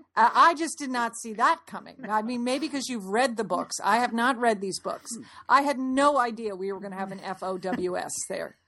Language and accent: English; Fairfield, Connecticut, United States; we grew up in Fairfield, Connecticut